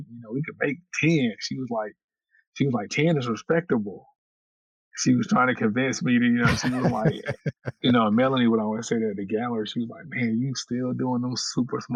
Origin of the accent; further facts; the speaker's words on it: Winston-Salem, North Carolina, United States; also born or lived in Warrenton, North Carolina; my hometown in Winston-Salem